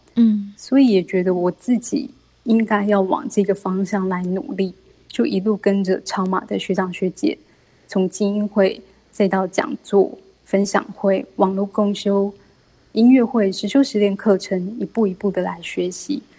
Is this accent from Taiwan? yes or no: yes; Kaohsiung, Taiwan; 我是来自高雄的